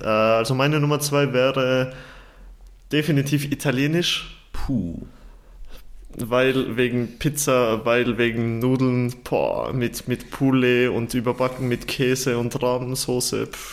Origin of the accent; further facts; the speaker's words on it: Uşak Province, Turkey; ich komme aus Ushak